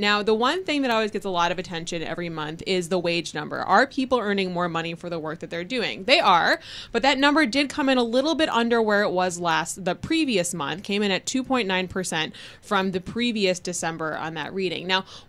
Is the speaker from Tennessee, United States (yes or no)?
no; Wisconsin, United States; You know, I'm from Wisconsin, so like when you get nice weather in January, you take advantage of it.